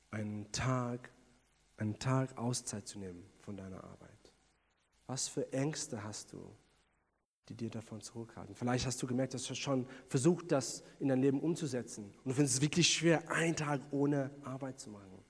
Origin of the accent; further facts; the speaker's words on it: South Africa; bin ich in Südafrika groß geworden